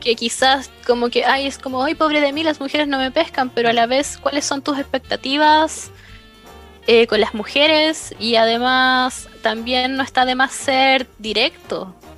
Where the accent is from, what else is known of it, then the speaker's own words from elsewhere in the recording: Chile; en una sociedad como la chilena